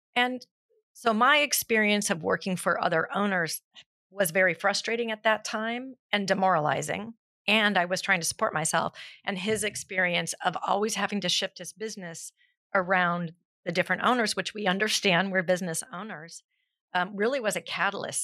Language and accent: English; South Pasadena, California, United States; I'm actually born and raised in South Pasadena, so I am a local through and through.